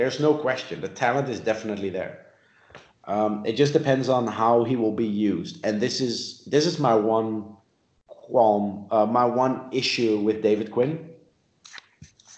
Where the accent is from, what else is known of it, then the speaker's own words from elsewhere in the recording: Netherlands; moved away; also born or lived in South Africa; I grew up in the Netherlands. I lived in South Africa.